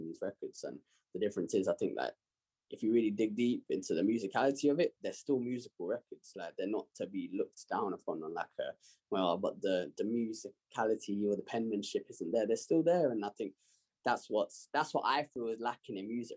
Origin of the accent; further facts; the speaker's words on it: London, United Kingdom; I've always loved growing up where I've grown up